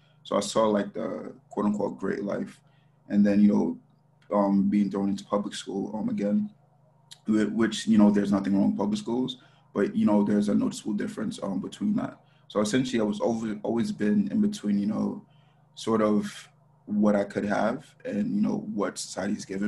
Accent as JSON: {"language": "English", "country": "Jamaica", "tie": "born or raised there", "moved": "yes", "lives_now": "United States", "said": "I'm originally from Jamaica"}